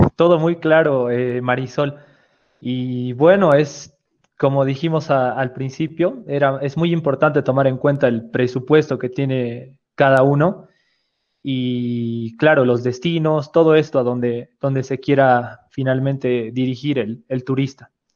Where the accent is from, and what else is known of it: Bolivia